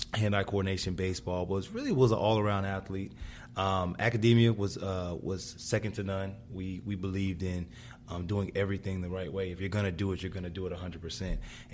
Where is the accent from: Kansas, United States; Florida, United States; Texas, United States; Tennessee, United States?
Texas, United States; Dallas; also born or lived in New York; Grew up in Texas. Dallas is where I really kind of planted my flag. Not born there. I was born in New York, but know nothing about it.